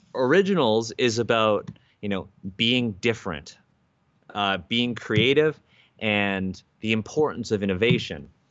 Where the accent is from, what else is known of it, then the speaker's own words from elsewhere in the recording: Canada; I'm Asian Canadian